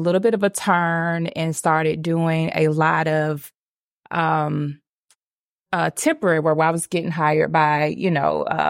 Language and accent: English; Atlanta, Georgia, United States; I am right here from Atlanta